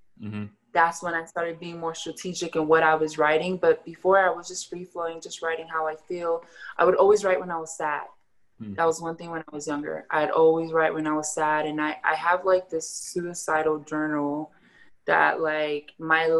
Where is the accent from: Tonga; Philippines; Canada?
Tonga; I'm Tongan